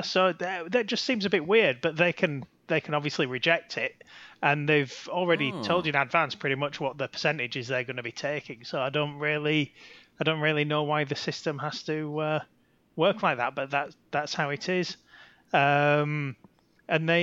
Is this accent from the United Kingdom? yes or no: yes; Yorkshire and the Humber, United Kingdom; I'm from Yorkshire